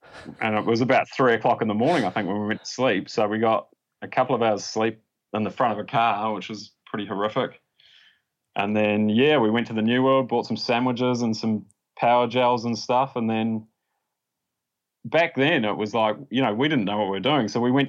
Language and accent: English; Dunedin, Otago, New Zealand; In Dunedin. {S2} Yeah. {S3} Yeah. Yeah. So out on the Tauri Plains there by the airport.